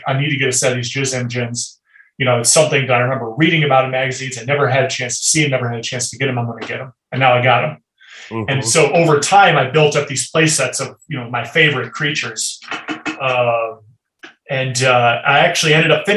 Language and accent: English; Cedar Rapids, Iowa, United States; I grew up in Cedar Rapids, Iowa